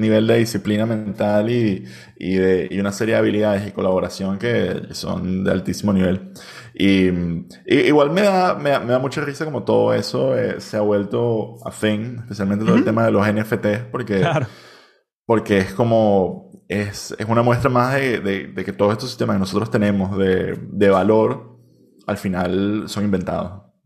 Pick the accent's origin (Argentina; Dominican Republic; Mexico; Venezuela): Venezuela; now in Barcelona, Spain